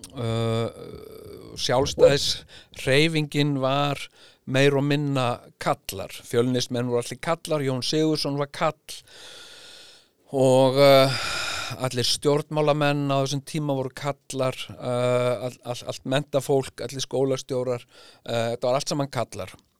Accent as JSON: {"language": "Icelandic", "country": "Iceland", "said": "við erum sko Íslendingar"}